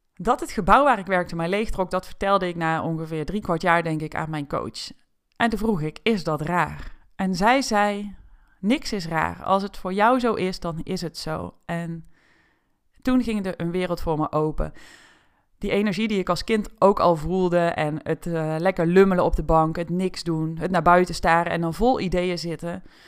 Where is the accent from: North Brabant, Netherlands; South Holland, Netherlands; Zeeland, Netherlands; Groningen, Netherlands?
North Brabant, Netherlands; toen ik werd geboren in Brabant